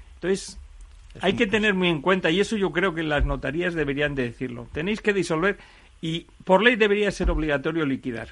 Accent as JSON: {"language": "Spanish", "region": "Asturias", "country": "Spain", "said": "yo, por ejemplo, que soy asturiano, me puedo ir a casar a Barcelona, pero yo resido en Asturias"}